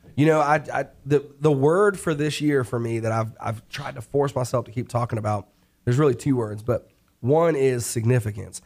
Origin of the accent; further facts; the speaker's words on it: New York, United States; now in Charlotte, United States; I'm from New York